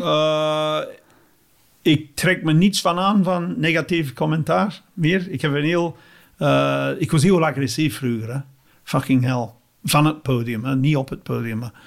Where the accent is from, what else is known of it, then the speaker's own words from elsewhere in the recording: England, United Kingdom; Dutch is a second language; moved away as an adult; now in Belgium; ik ben Engelsman